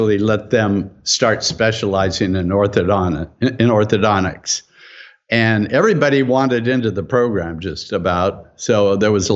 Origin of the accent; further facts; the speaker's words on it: San Francisco Bay Area, California, United States; I came back to my hometown, the San Francisco Bay Area